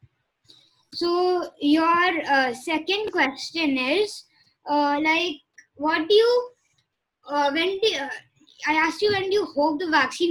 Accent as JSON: {"language": "English", "region": "Jammu and Kashmir", "country": "India", "said": "I am personally from Kashmir. I'm from Kashmir. I don't know how to speak the language, sadly."}